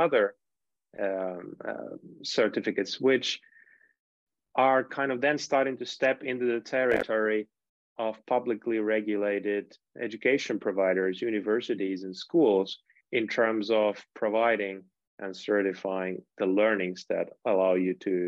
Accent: Finland; moved away; I'm from Finland originally

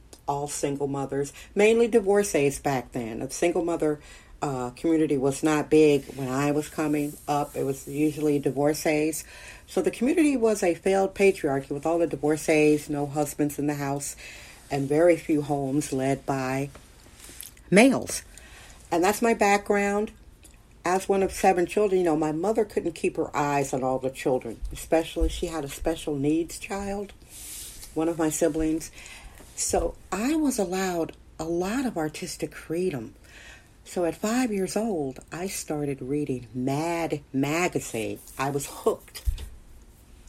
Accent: Milwaukee, Wisconsin, United States; now in San Francisco, United States; I was raised in Milwaukee.

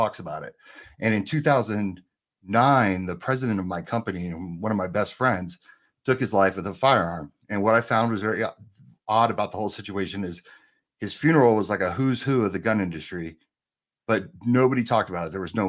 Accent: Asbury Park, New Jersey, United States; also born or lived in San Francisco, California; I grew up in two of the worst places you can grow up for guns. I grew up in Asbury Park, New Jersey, and San Francisco, California.

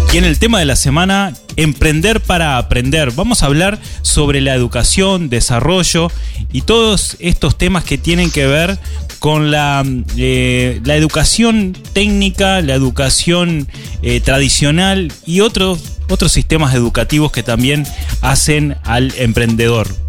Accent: Uruguay; somos los emprendedores uruguayos

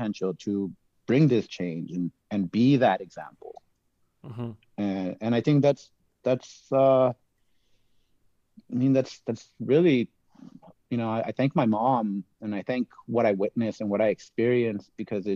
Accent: Los Angeles, California, United States; I grew up in Los Angeles

